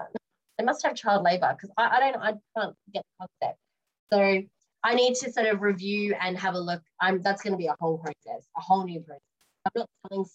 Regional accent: Australia; now in United Kingdom; I'm Australian

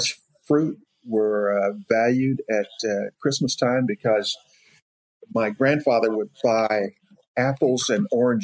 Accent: Clarksville, Tennessee, United States; moved away; So Clarksville is really my home

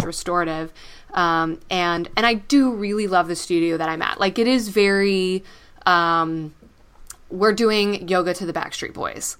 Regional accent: Texas, United States; moved away; I'm a Texan originally

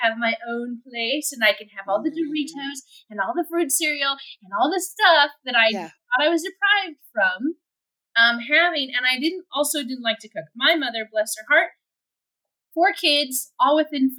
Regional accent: United States; moved away as an adult; I'm still an American

